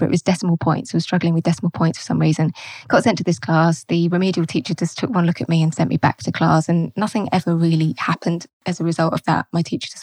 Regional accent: Kent, South East England, United Kingdom; also born or lived in Liverpool; moved to Kent when I was about six.

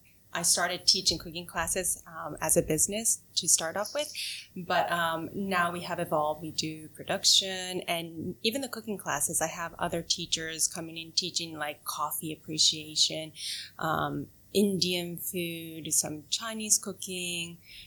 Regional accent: Japan; English is a second language; also born or lived in United States; I was born in Japan. Okay. I was in the States for 4 years when I was in kindergarten, and then I went back to Japan to go through all the education system in Japan.

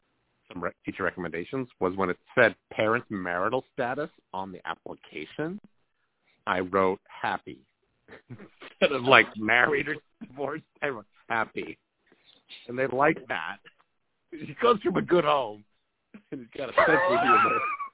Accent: Needham, Massachusetts, United States; also born or lived in New York; I don't know really how I got from Needham, my hometown, to like New York at Bard.

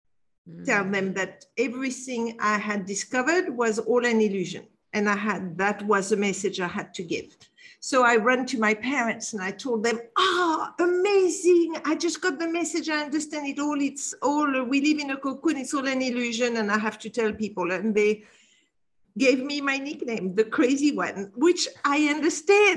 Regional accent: Casablanca, Casablanca-Settat, Morocco; moved away; when I was 12 years old, I was brought up in Casablanca, Morocco

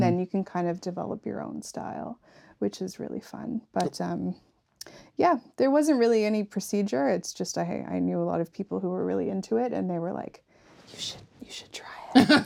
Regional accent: Yarmouth, Nova Scotia, Canada; I'm from Yarmouth

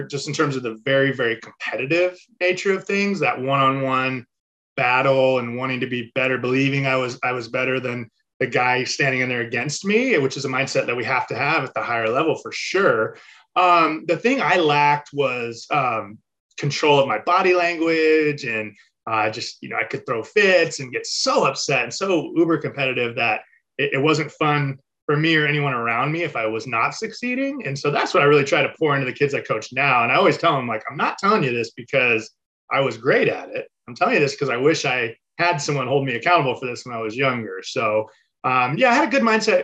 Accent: Mission Viejo, California, United States; So I grew up in Mission Viejo, California, which is in Orange County, Southern.

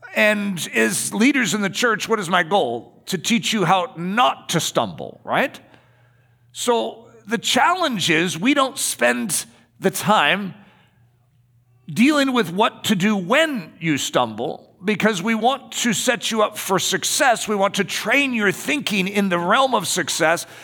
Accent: United States; we're American

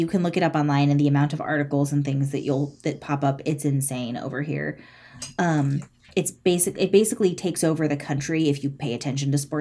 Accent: California, United States; I'm from California

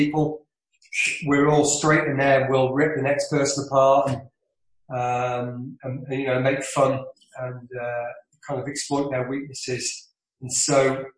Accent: Isle of Man; I'm from the Isle of Man

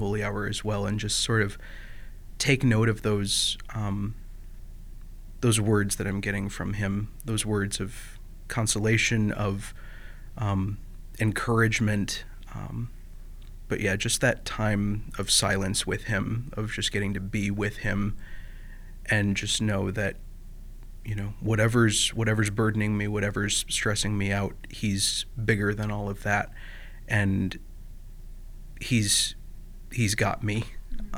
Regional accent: Perry, Michigan, United States; I am from a small town called Perry. It's within the Diocese of Lansing

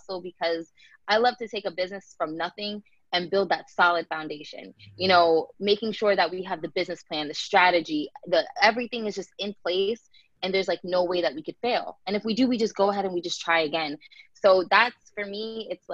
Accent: Tampa, Florida, United States; born or raised there; also born or lived in New Jersey

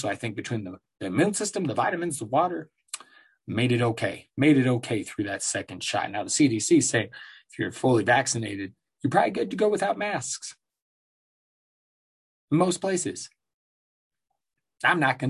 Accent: Aurora, Colorado, United States; also born or lived in Denver, Colorado; I'm from here, from Denver. I grew up in Denver, Colorado, Aurora, Colorado, really

